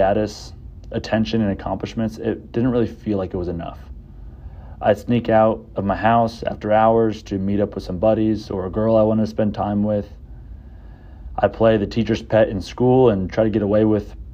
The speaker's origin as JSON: {"language": "English", "town": "Southlake", "region": "Texas", "country": "United States", "tie": "born or raised there", "said": "I grew up in Southlake, about 40 minutes from here"}